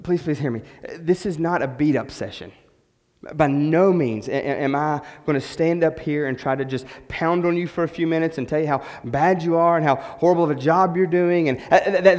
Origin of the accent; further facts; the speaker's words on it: West Virginia, United States; moved away as an adult; We're from West Virginia, so we had nobody, no family yet.